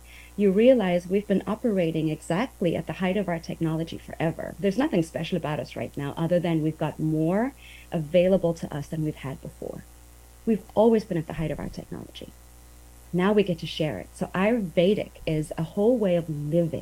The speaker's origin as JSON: {"language": "English", "country": "South Africa", "tie": "born or raised there", "also_born_or_lived": "Asia", "moved": "as an adult", "lives_now": "Brownsville, United States", "said": "I grew up on the beach. I'm from South Africa"}